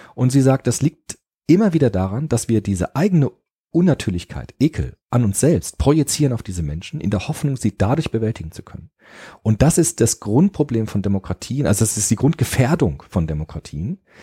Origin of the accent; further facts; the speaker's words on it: Frankfurt, Hesse, Germany; ich bin ja auch äh, in Rödelheim in Frankfurt aufgewachsen